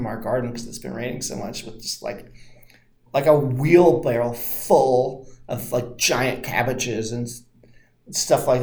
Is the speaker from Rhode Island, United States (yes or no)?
no; Santa Monica, California, United States; I grew up in Santa Monica